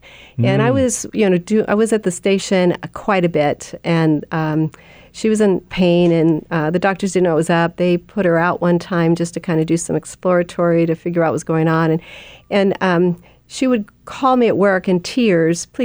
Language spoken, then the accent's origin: English; Albany, California, United States; Born and bred in the Bay Area.